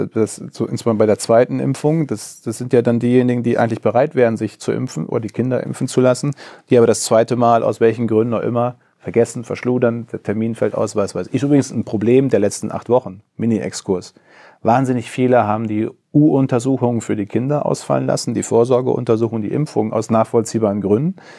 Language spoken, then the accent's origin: German; Coesfeld, North Rhine-Westphalia, Germany; In äh, Coesfeld, meine Heimatregion